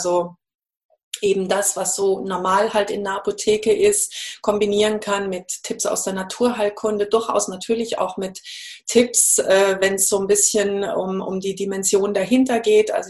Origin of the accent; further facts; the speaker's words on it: Munich, Bavaria, Germany; also ich bin in München aufgewachsen und habe da auch studiert